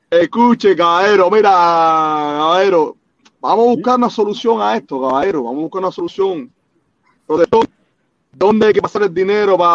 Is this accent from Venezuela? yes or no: no; Cuba; Mi hermano, mira, nosotros todos somos cubanos, Yo soy cubano jamaicano.